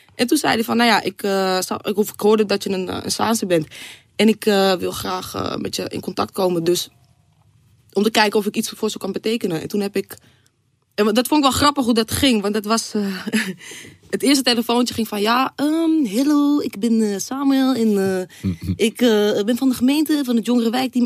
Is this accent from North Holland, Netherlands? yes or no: yes; Zaanstad, North Holland, Netherlands; ik ben een Zaankanter.